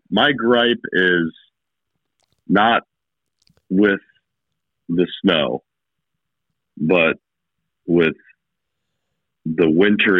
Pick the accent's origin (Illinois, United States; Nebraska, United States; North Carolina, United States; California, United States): North Carolina, United States; Hickory; growing up in Hickory